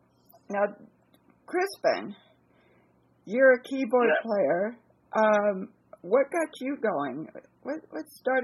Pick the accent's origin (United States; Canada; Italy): United States; Santa Monica, California; I was born in Santa Monica